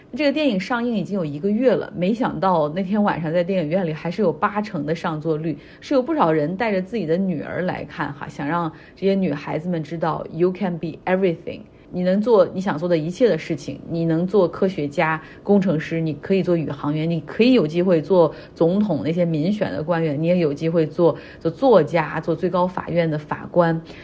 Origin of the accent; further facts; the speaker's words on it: Harbin, Heilongjiang, China; now in United States; 我老家哈尔滨这边